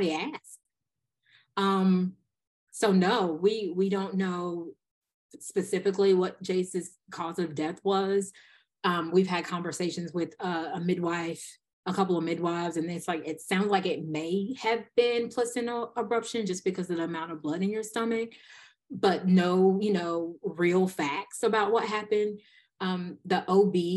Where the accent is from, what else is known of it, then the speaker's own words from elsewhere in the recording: Eastern North Carolina, United States; also born or lived in Denver, North Carolina; I'm from Eastern North Carolina